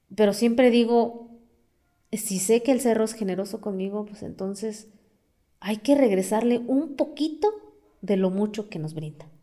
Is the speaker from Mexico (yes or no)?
yes; Amealco, Querétaro, Mexico; first language Otomi; Spanish is a second language; tanto como de mi pueblo, tanto como de la ciudad